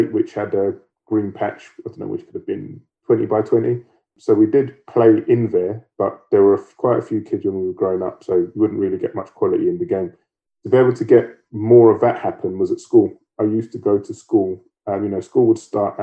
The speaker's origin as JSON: {"language": "English", "region": "London", "country": "United Kingdom", "tie": "born or raised there", "said": "I grew up in Peckham"}